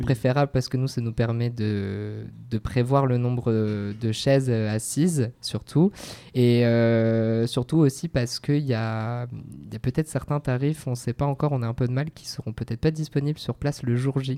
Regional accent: Bordeaux, Nouvelle-Aquitaine, France; moved away; moi je suis bordelais de souche

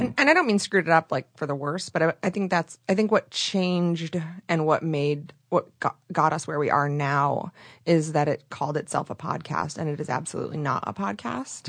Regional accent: Michigan, United States; moved away as an adult; also born or lived in Chicago; now in Los Angeles, United States; I'm from Michigan

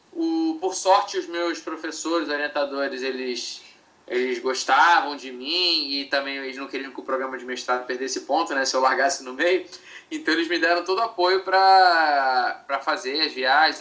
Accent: Rio de Janeiro, Brazil; eu sou, sou, do Rio de Janeiro

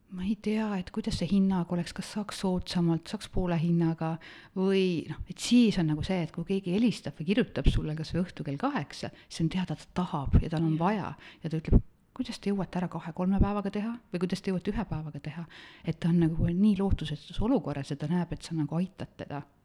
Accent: Otepää, Valga County, Estonia; olen pärit Otepäält, metsade, järvede, looduse keskelt

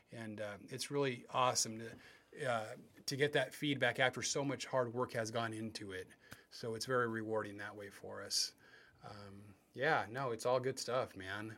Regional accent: West Covina, California, United States; now in Chino Hills, United States; I grew up in West Covina

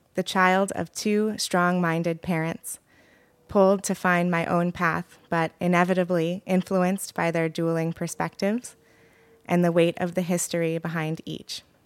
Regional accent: Oregon, United States; moved away as an adult; also born or lived in Ann Arbor, Michigan; now in New York, United States; I grew up in Oregon and currently live in New York

